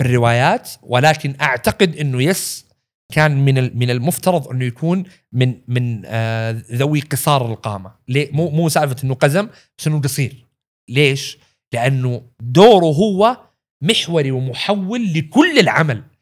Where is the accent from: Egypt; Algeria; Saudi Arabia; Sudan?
Saudi Arabia; عندنا في السعودية